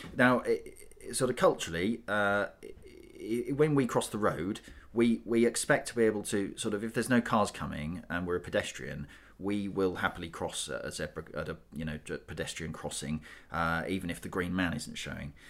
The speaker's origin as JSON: {"language": "English", "country": "United Kingdom", "said": "we're, we're British"}